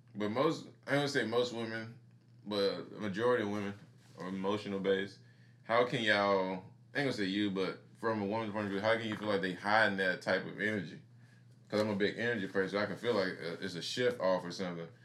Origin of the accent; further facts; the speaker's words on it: Mississippi, United States; I grew up in Mississippi